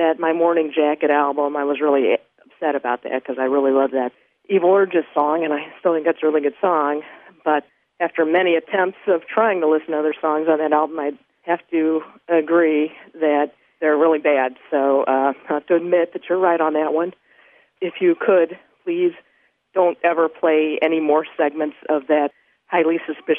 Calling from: Springfield, Illinois, United States; I'm calling from Springfield, Illinois.

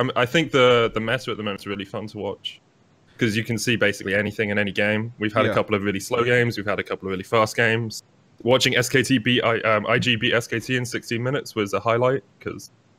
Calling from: Berlin, Germany; I'm in Berlin, in my house.

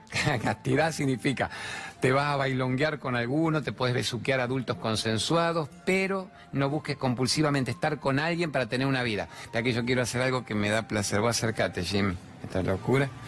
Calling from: Palermo, Buenos Aires, Argentina; Soy …, soy de Palermo.

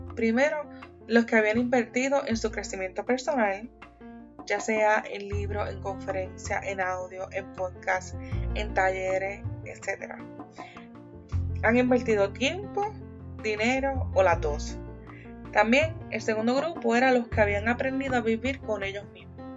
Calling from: Columbus, Ohio, United States; Te envío saludos desde la ciudad de Columbus, Ohio

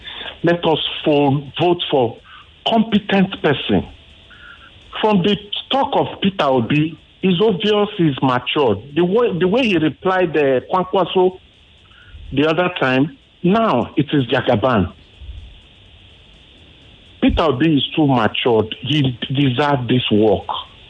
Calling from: Obadore, Lagos, Nigeria; I'm calling from Obadori.

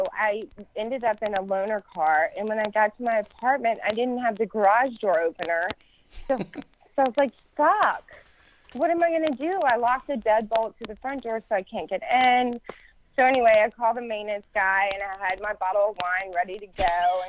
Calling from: Houston, Texas, United States; I'm calling from Houston, Texas.

